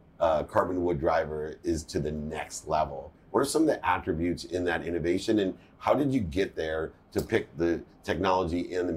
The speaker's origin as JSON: {"language": "English", "town": "San Diego", "region": "California", "country": "United States", "tie": "born or raised there", "said": "I grew up in San Diego"}